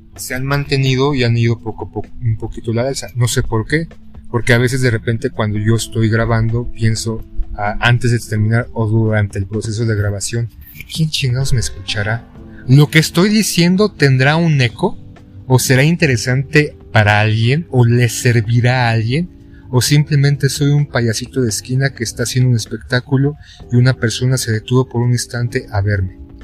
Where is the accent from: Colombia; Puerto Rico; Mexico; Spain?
Mexico; como mexicanos